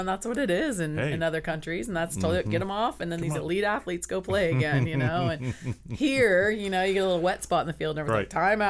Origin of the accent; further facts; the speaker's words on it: Sacramento, California, United States; I'm from Sacramento.